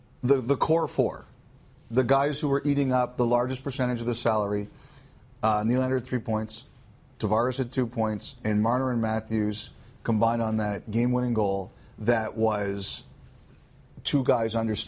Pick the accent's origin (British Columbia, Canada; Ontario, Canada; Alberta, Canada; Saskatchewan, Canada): Ontario, Canada; Toronto; I grew up in Toronto.